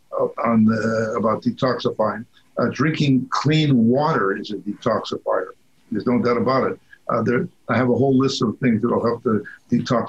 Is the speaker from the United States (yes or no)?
no; Midwest Canada, the Prairies, Canada; I was brought up in Midwest Canada, cold